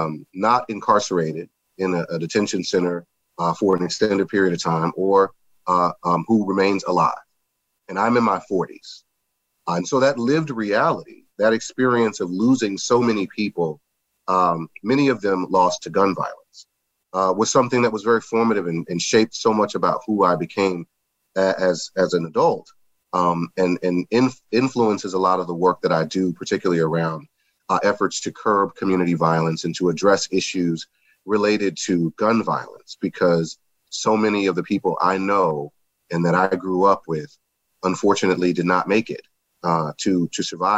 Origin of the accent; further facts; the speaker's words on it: Baton Rouge, Louisiana, United States; I mentioned, and I generally do whenever I introduce myself, make mention of the fact that I grew up in Baton Rouge, Louisiana.